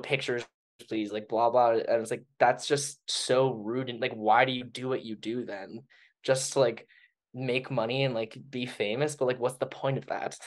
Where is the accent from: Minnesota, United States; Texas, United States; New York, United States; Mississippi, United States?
Minnesota, United States; moved away as an adult; also born or lived in Colorado; now in Denver, United States; Growing up in Minnesota, we had that Minnesota nice kind of thing.